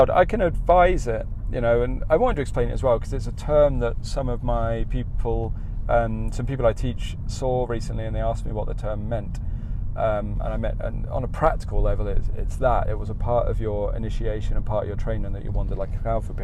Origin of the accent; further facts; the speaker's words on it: Australia; accent: Australian; moved away; as soon as I chat eh, with someone and they hear my accent in this country, they know I'm from Australia, so I can't hide that.